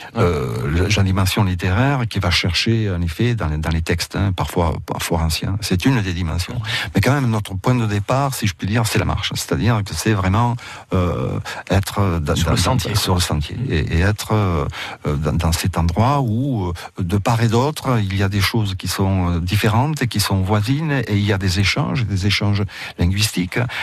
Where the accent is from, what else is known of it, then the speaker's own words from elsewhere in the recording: Coustouges, Occitania, France; first language Catalan; French is a second language; also born or lived in Bassegoda, Catalonia, Spain; je suis né à Bassagode, de l'autre côté de la frontière. Je suis rentré en France à l'âge de deux mois.